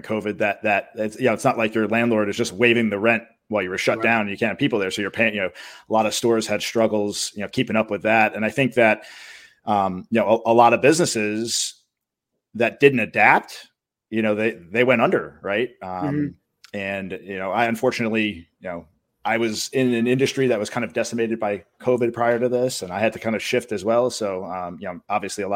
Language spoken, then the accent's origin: English; New York, United States; I'm from New York